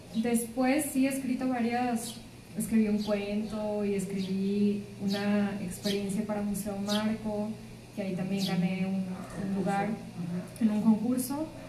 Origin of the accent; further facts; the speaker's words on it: Linares, Nuevo León, Mexico; now in Monterrey, Mexico; Yo soy de Linares.